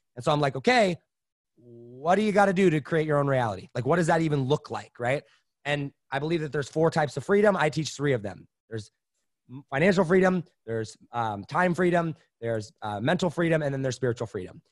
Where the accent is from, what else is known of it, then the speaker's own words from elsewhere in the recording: Indiana, United States; also born or lived in Wisconsin / Los Angeles; that's when we moved out to a, a farm in Indiana